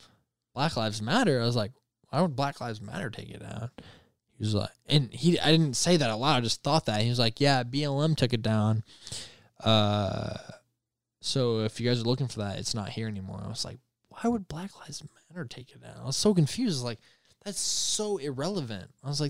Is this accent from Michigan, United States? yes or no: yes; Michigan, United States; I live in the craziest city you can live in when it comes to politics. And I'm from Michigan.